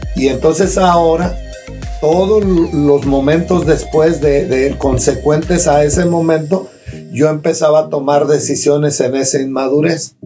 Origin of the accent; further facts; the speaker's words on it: Cherán, Michoacán, Mexico; moved away; nosotros nos casamos en, mi pueblo, en Cherán